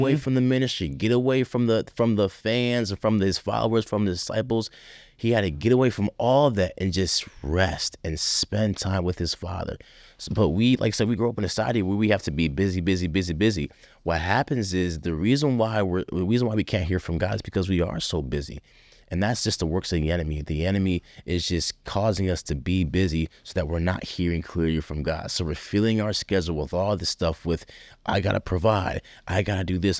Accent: Rochester, New York, United States; moved away as an adult; growing up in Rochester, New York

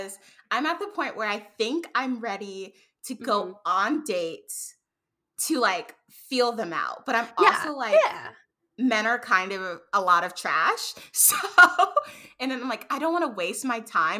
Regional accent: New York, United States; moved away; I was born and raised in New York

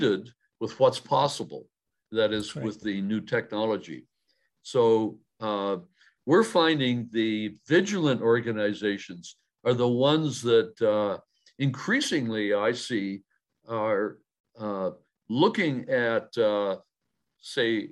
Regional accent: Canada; I'm a Canadian

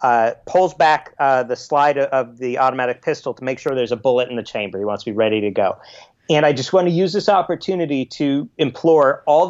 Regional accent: Los Angeles, California, United States; I'm you're Australian, but I'm from Los Angeles, and I barely can put on socks anymore, you know?

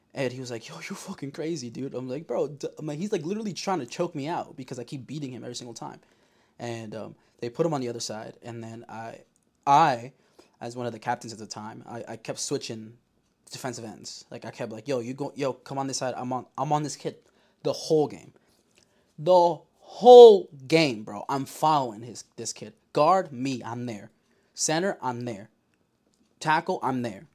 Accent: Yonkers, New York, United States; I'm from Yonkers

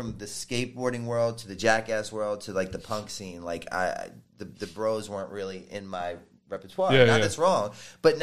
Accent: Baltimore, Maryland, United States; I was from Baltimore

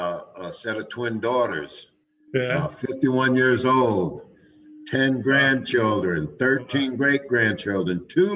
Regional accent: Middletown, New York, United States; moved away; I'm from Orange County, New York, so up around Middletown, you know, grew up there

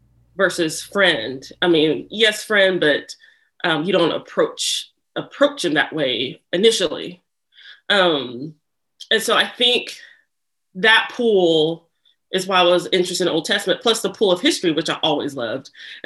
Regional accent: Lawrence, Kansas, United States; born there; Yeah, so I was born in Lawrence, Kansas

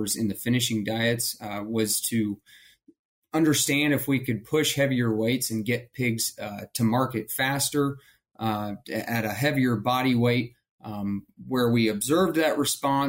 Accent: Ohio, United States; moved away as an adult; also born or lived in Kansas; I'm originally from Ohio

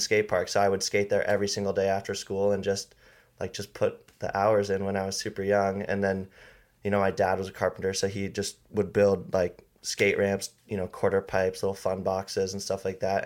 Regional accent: Paia, Hawaii, United States; grew up on Maui. I grew up in Paia

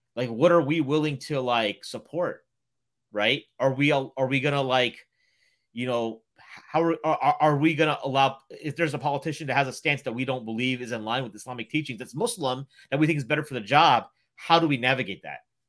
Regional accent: Ohio, United States; moved away as an adult; now in Chicago, United States; I'm from Ohio, but I've been in Chicago now for fourteen years

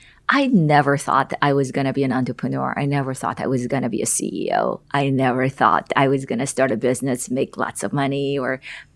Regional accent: South Korea; English is a second language; moved away as an adult; now in United States; I grew up in South Korea

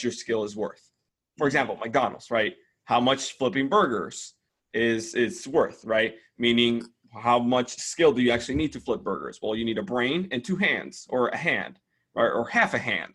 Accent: Dominican Republic; English is a second language; moved away as an adult; I come from the Dominican Republic. English is not my first language.

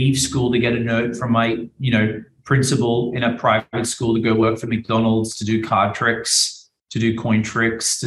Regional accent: Australia; now in Miami, United States; I'm an Australian guy that did magic. You know, I live in Miami.

